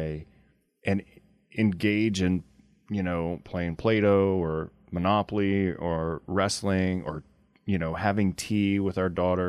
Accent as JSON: {"language": "English", "area": "near Simmesport", "region": "Louisiana", "country": "United States", "tie": "born or raised there", "said": "I was born in Simsport, Louisiana"}